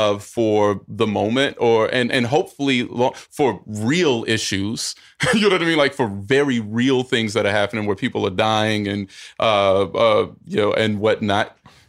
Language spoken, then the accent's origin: English; North Carolina, United States; North Carolina.